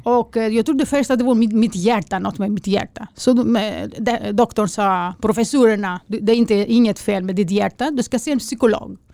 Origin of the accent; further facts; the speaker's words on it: Greece; now in Sweden; jag är okej för en grek